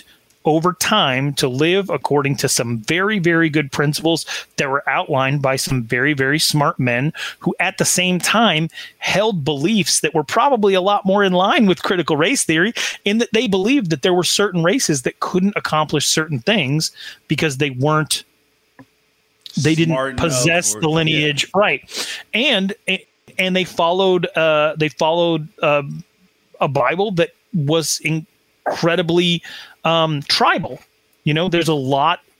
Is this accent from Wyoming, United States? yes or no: yes; Sheridan, Wyoming, United States; My hometown, Sheridan, Wyoming